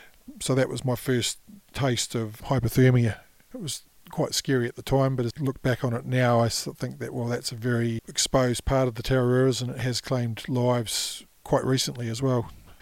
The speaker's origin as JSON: {"language": "English", "town": "Upper Hutt", "region": "Wellington", "country": "New Zealand", "tie": "born or raised there", "said": "So the Hutt Valley is, there's Upper Hutt and Lower Hutt. I was born in the Lower Hutt Hospital, but I was brought up in the Upper Hutt District, a place called Silverstream, which was a very nice part of the valley"}